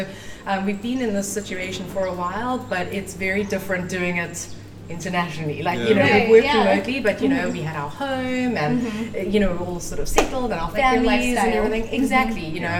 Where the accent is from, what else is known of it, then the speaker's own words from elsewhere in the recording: Cape Town, Western Cape, South Africa; moved away as an adult; also born or lived in Sydney, Australia / Johannesburg, South Africa; We're from Cape Town, South Africa. Well, technically, I was born in Sydney, Australia.